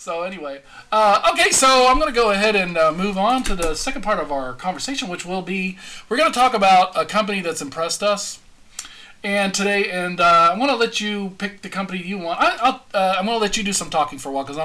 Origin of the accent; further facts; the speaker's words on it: El Paso, Texas, United States; moved away; also born or lived in Florida; I grew up in El Paso, Texas, where we had nothing but desert.